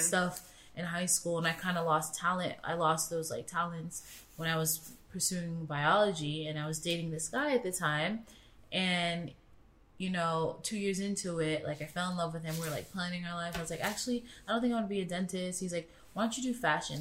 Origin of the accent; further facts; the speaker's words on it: Florida, United States; moved away as an adult; also born or lived in Queens, New York; now in London, United Kingdom; I lived with my mom and my sister mm. down south in Florida um, from the age of seven. So I grew up in the suburbs